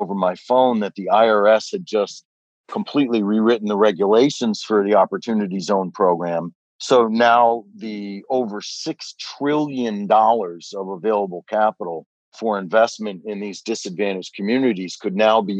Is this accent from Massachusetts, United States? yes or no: no; Detroit, Michigan, United States; when I was growing up in Detroit.